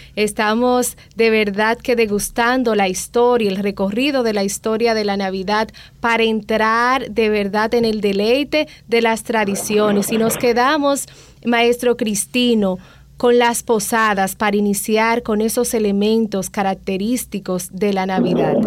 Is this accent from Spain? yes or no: no; Dominican Republic; como dominicanos